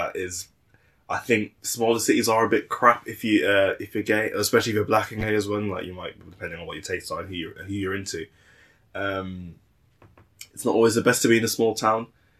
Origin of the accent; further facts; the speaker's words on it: Birmingham, West Midlands, United Kingdom; moved away as an adult; now in North East England, United Kingdom; We're both from Birmingham.